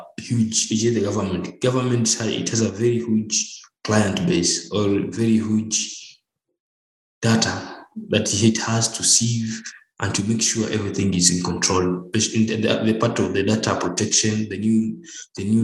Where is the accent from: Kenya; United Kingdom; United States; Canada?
Kenya; Nairobi; I'm from Nairobi, Kenya.